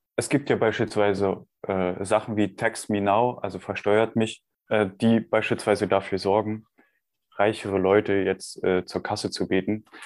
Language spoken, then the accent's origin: German; Germany; bei uns in Deutschland